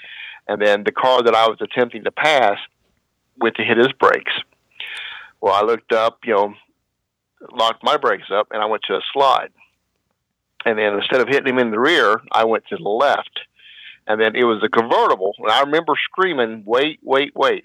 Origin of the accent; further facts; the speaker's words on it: Kentucky, United States; moved away as an adult; now in Ohio, United States; I was born in Ohio, but I was raised across the river in Kentucky. Went through high school in Kentucky